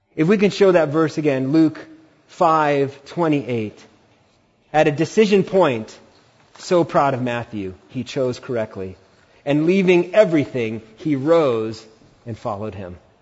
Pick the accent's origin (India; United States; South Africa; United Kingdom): India; As an Indian